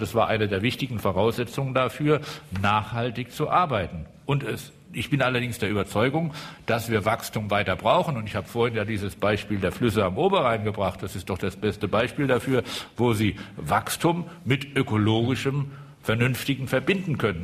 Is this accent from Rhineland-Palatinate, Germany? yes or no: yes; Rhineland-Palatinate, Germany; ich komme aus der Südpfalz